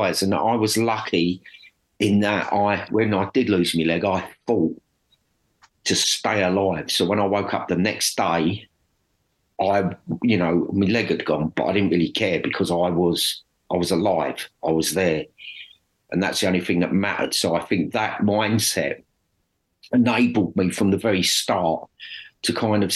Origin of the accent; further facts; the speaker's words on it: Dagenham, London, United Kingdom; I grew up in Dagenham